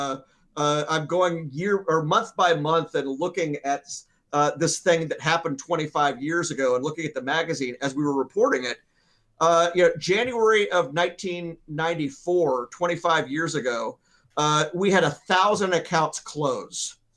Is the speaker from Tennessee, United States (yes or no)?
yes; Memphis, Tennessee, United States; my hometown of Memphis